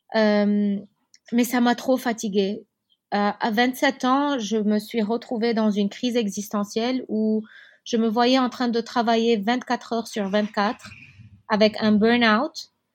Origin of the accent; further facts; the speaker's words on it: Beirut, Beirut Governorate, Lebanon; Je suis née à Beyrouth, en particulier à Achrafieh, c'est un quartier très beau de Beyrouth.